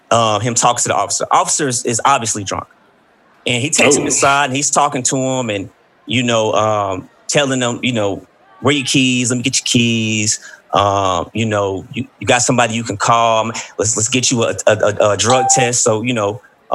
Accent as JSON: {"language": "English", "town": "Columbus", "country": "United States", "tie": "born or raised there", "said": "my hometown in Columbus"}